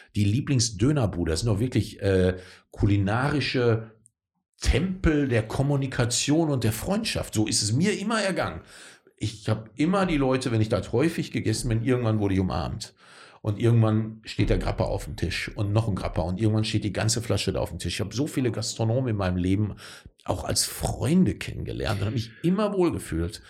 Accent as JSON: {"language": "German", "region": "North Rhine-Westphalia", "country": "Germany", "tie": "born or raised there", "said": "ich bin in Nordrhein-Westfalen groß geworden"}